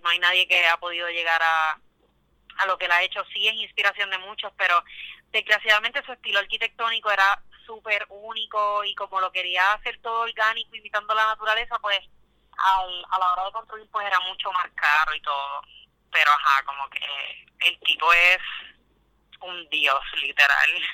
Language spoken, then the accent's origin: Spanish; Quebradillas, Puerto Rico; moved away as an adult; also born or lived in Arecibo, Puerto Rico / San Juan, Puerto Rico; now in Brooklyn, United States; Yo soy de Quebradillas, Puerto Rico, nací en Arecibo, pero fui criada en Quebradillas, toda mi vida viví en Quebradillas